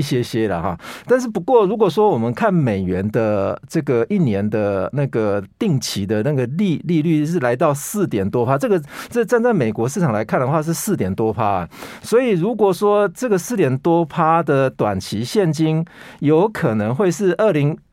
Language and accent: Chinese; Taiwan; 我们台湾人是扣三十趴